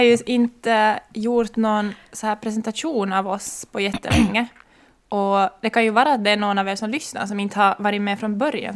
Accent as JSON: {"language": "Swedish", "town": "Ekenäs", "region": "Uusimaa", "country": "Finland", "moved": "as an adult", "lives_now": "Maxmo, Finland", "said": "jag kommer ursprungligen från Ekenäs men blev i Österbotten när jag skulle komma hit för att studera"}